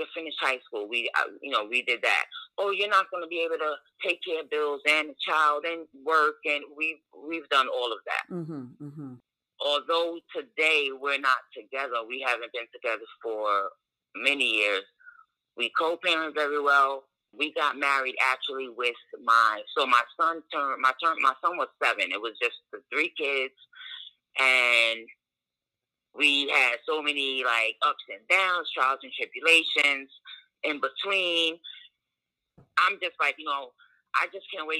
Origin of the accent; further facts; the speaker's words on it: New York City, New York, United States; moved away as an adult; also born or lived in Virginia; I was born and raised in Brooklyn.